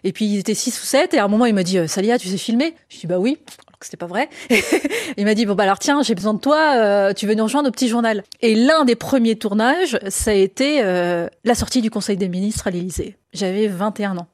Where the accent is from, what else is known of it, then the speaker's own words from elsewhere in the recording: France; je, suis, je suis française